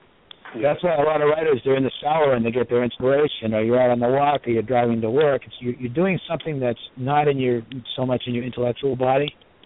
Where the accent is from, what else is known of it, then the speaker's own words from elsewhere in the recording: Boston, Massachusetts, United States; I'm from Boston. I've been out here.